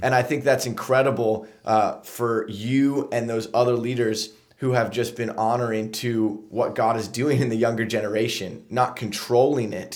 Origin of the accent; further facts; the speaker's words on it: Lancaster, Pennsylvania, United States; also born or lived in Huntington Beach, California; I grew up here in Lancaster